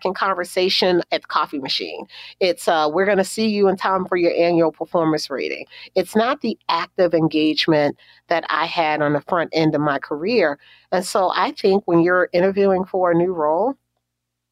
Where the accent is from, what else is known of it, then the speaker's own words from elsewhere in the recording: Baltimore, Maryland, United States; growing up in Baltimore